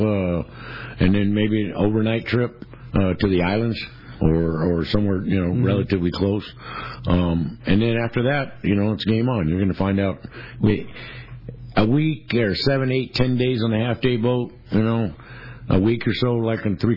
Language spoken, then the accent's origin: English; Torrance, California, United States; I am from Torrance, and I used to ride my bike down to the pier and the barge.